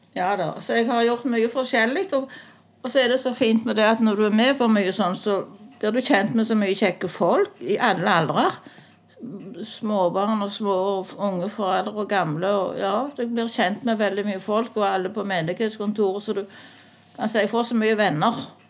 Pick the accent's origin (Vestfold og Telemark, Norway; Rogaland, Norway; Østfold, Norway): Rogaland, Norway; Sandøy, Ryfylke; moved away as an adult; now in Randaberg, Norway; jeg kom egentlig fra Ryfylke, fra Sandøy